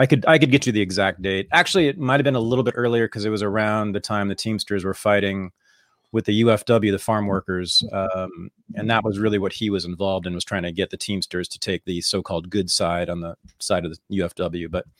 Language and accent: English; Berkeley, California, United States; I was born and raised a socialist in Berkeley in the 60s and 70s.